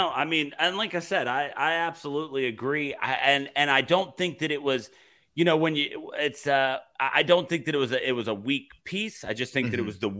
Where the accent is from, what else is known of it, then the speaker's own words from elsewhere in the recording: Alabama, United States; And I'm from Alabama. I live amongst them.